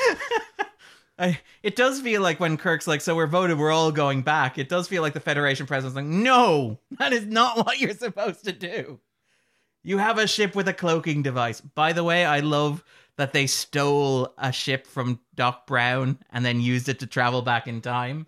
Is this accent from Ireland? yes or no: yes; Sligo, Connacht, Ireland; we are from Sligo.